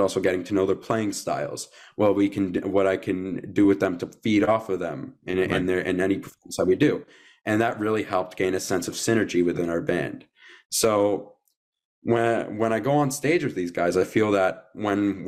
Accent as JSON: {"language": "English", "country": "Canada", "said": "We're both Canadian."}